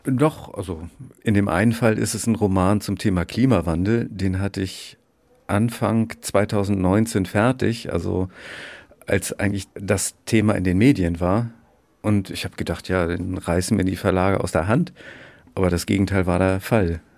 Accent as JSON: {"language": "German", "town": "Bad Segeberg", "region": "Schleswig-Holstein", "country": "Germany", "tie": "born or raised there", "also_born_or_lived": "Göttingen / Dresden / Berlin", "moved": "as an adult", "said": "ich komme aus Bad Segeberg."}